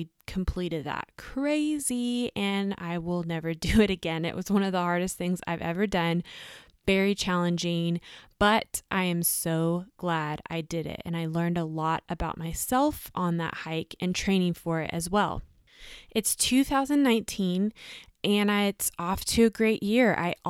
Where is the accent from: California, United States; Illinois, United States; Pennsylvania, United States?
California, United States; San Diego; I also did them in my hometown, which is San Diego, at sea level.